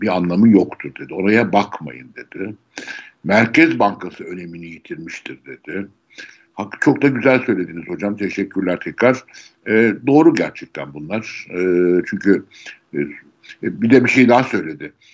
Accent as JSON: {"language": "Turkish", "region": "Istanbul", "country": "Turkey", "tie": "born or raised there", "said": "Doğma büyüme İstanbulluyum."}